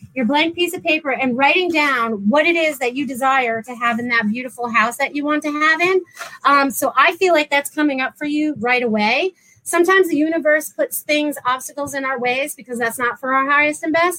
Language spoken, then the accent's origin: English; New England, United States; now in Florida, United States; I'm from New England originally